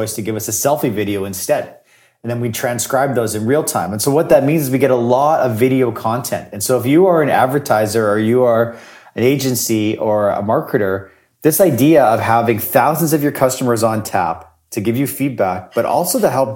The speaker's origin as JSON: {"language": "English", "town": "Winnipeg", "region": "Manitoba", "country": "Canada", "said": "I am from Winnipeg"}